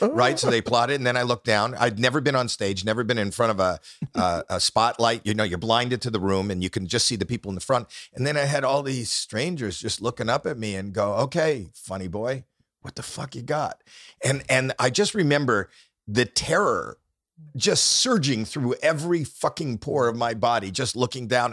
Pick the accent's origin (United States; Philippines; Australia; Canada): Canada; Toronto, Ontario; I'm not from New York, I'm from, from Toronto.